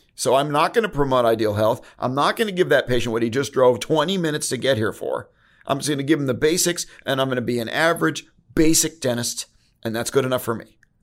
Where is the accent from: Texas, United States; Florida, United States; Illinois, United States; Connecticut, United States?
Connecticut, United States; now in San Diego, United States; I'm from Connecticut. I get the snow